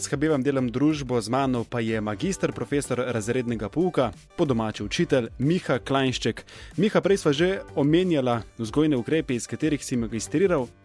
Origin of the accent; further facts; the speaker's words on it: Tolmin, Gorizia, Slovenia; now in Ljubljana, Slovenia; prihajam iz Tolmina. Iz Tolmina.